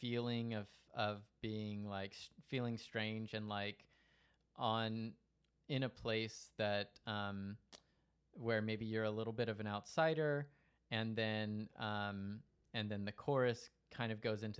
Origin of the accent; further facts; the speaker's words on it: Stockton, California, United States; growing up in Stockton